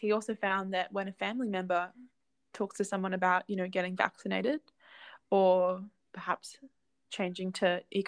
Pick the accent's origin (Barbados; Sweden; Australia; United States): Australia; Currumbin, Queensland; I grew up in Currumbin